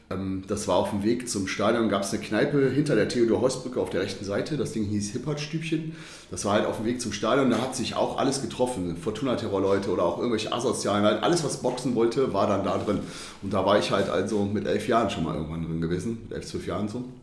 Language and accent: German; Düsseldorf, North Rhine-Westphalia, Germany